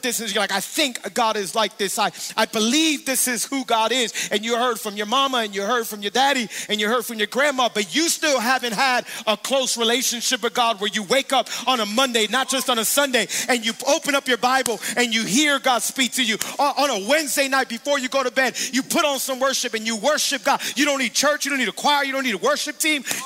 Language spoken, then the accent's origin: English; Miami, Florida, United States; I'm born and raised in Miami. I've been here my whole life